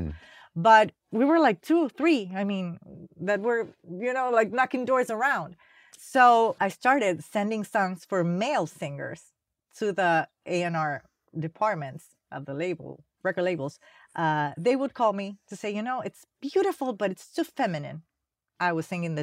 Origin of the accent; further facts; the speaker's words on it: Panama; moved away as an adult; now in United States; I came from Panama